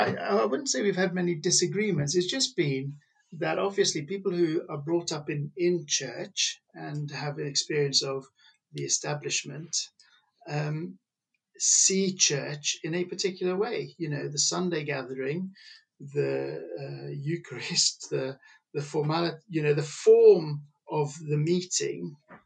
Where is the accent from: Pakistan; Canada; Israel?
Pakistan; which I was brought up in Pakistan, and I know how I feel I've benefited through that kind of exposure